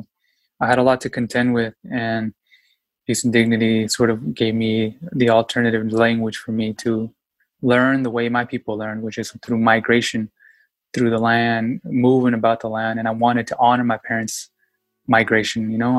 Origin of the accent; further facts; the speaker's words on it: Yakima, Washington, United States; I was born and raised in Yakima, Washington, very small town, and immigration had an impact on my life, you know?